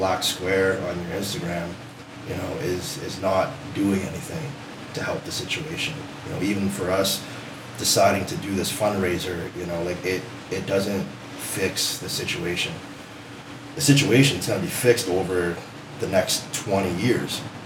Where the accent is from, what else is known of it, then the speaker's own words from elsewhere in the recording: Windsor, Ontario, Canada; grew up on the West End of Windsor, so a lot of diversity in the area that I grew up